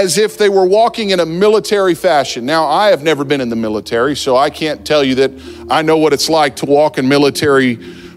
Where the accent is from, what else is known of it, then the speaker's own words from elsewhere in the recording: New Jersey, United States; I grew up in New Jersey